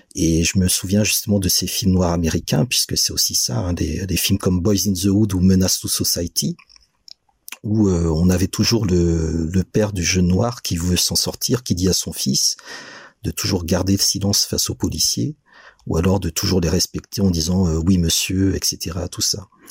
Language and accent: French; Benin; je suis né au Bénin, j'ai grandi au Bénin